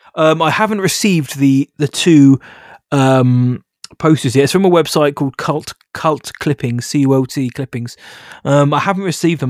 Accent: United Kingdom; I'm British

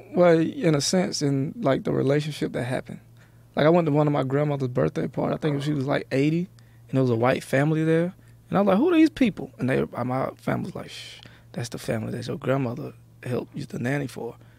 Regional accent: Athens, Georgia, United States; also born or lived in the South; now in California, United States; I was born in Athens, my first six years in Athens is, is a small town where U G A is.

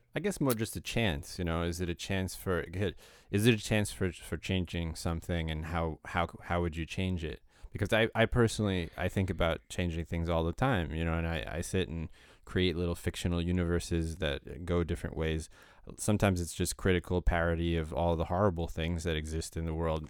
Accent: United States; I grew up in America

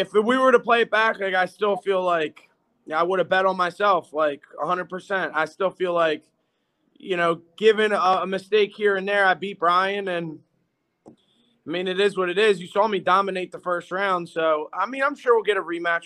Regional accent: Philadelphia, Pennsylvania, United States; we're all from Philly

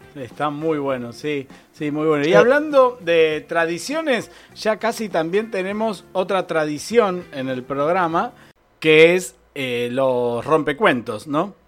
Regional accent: San Pedro, Buenos Aires Province, Argentina; yo digo que soy de San Pedro

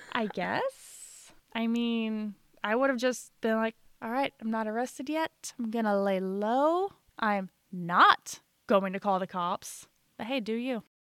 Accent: Illinois, United States; now in Missouri, United States; And I'm originally from Illinois, and I now live in Missouri.

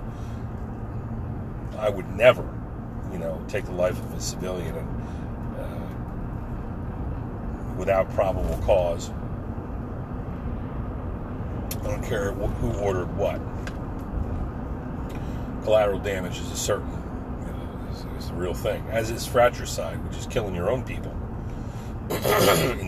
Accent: United States; as an American Marine

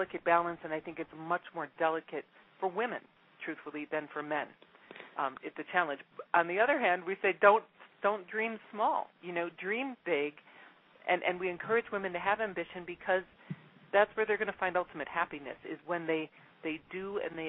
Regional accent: Midwest, United States; moved away; also born or lived in Mexico / Brazil; I'm originally from the Midwest

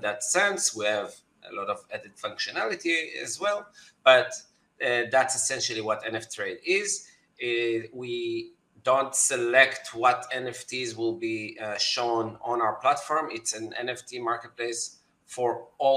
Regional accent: Tel Aviv, Tel Aviv District, Israel; I'm from Tel Aviv, Israel.

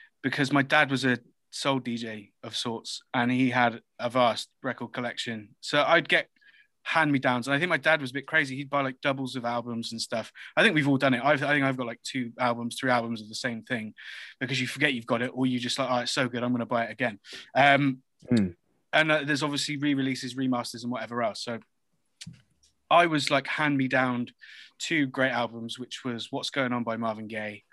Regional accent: Reading, South East England, United Kingdom; I was born in Reading

